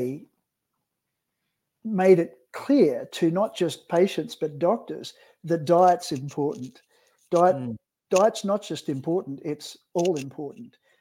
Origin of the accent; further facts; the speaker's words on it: Australia; now in British Columbia, Canada; I'm an Aussie endocrinologist